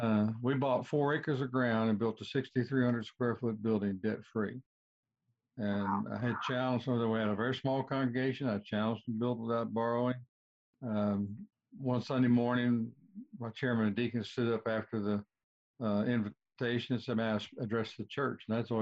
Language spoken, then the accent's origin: English; South Arkansas, United States; moved away as an adult; also born or lived in North Wildwood, New Jersey / Fort Worth, Texas; I grew up in South Arkansas. I guess I need to back up just a little bit. I was born in North Wildwood, New Jersey. I really got a circuitous life. My mother moved to South Arkansas when I was very young, and I grew up there.